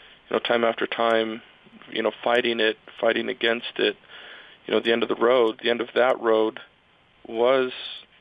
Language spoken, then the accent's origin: English; Provo, Utah, United States; I grew up in Provo